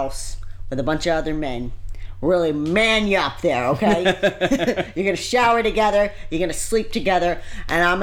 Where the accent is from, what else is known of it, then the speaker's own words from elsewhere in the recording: Indiana, United States; us growing up in Indiana